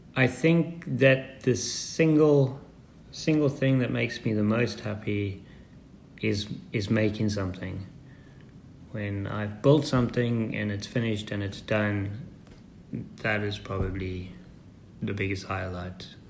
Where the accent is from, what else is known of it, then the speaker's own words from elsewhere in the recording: Zimbabwe; I was born in Zimbabwe, um, 1974, and my parents were farmers